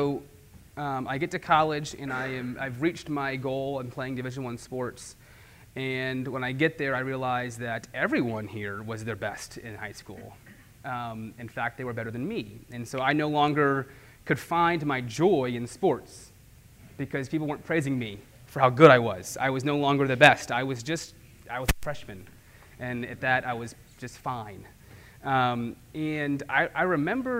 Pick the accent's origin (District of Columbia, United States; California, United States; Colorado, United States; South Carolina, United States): South Carolina, United States; Charleston; So I grew up here in Charleston